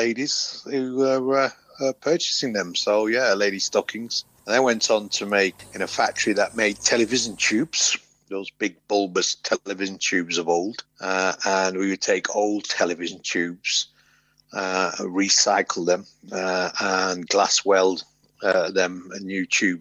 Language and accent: English; Oldham, North West England, United Kingdom; moved away as an adult; also born or lived in Cheetham Hill, Manchester; now in London, United Kingdom; I grew up until I was about 8 years old in Cheetham Hill, Manchester. And then from 8 until 19 in Oldham, just outside